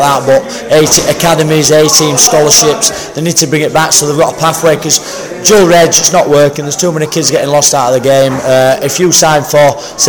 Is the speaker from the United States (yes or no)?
no; Castleford, Yorkshire and the Humber, United Kingdom; Casper Tigers, my hometown club